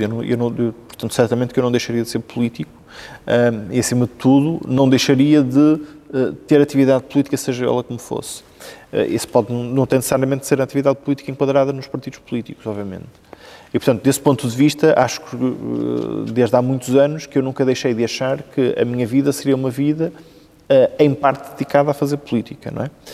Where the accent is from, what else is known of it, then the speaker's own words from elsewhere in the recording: Vila Nova de Gaia, Norte, Portugal; also born or lived in Santa Marinha / Mafamude / Arcozelo; de facto sou natural de Santa Marinha e portanto nos meus primeiros dois anos de vida um, vivi aí. Depois mudei-me para o lado, uh, para Mafamudo, que é, que é a minha freguesia de, de Vila Nova de Gaia